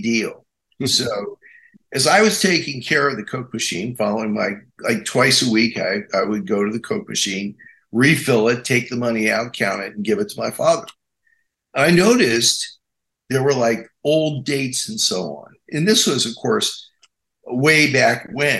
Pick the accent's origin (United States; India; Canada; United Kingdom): United States; Amsterdam, New York; I was born in Amsterdam, New York, the same hospital that Kirk Douglas was born